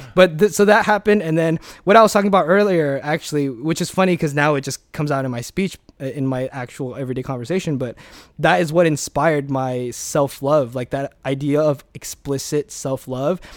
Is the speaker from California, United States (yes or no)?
yes; Alhambra, California, United States; also born or lived in Hong Kong; I grew up in Alhambra, the sixty-six